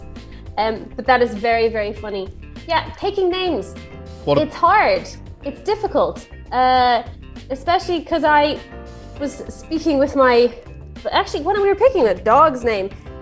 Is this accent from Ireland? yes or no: yes; Ballinasloe, Connacht, Ireland; we're from Bannisloe.